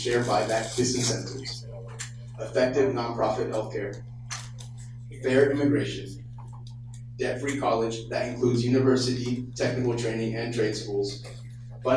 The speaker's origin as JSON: {"language": "English", "town": "Tracy", "region": "California", "country": "United States", "tie": "born or raised there", "also_born_or_lived": "Oakland, California", "said": "Born in Oakland, California, I was raised in Tracy by hardworking parents"}